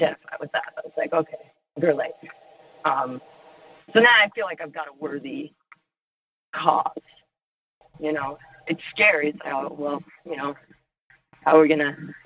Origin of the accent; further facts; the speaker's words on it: Washington, United States; also born or lived in Los Angeles, California; now in Nashville, United States; I'm from Washington State. I lived in L.A., now I live in Nashville, Tennessee